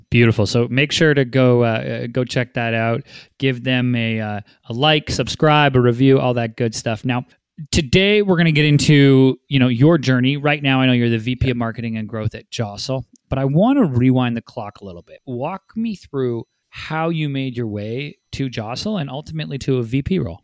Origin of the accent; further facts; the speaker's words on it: Vancouver, British Columbia, Canada; now in Los Angeles, United States; joining me from my hometown, Vancouver, B C